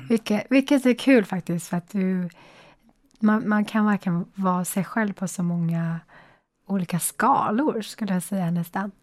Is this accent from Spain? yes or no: no; China; now in Sweden; där jag kommer ifrån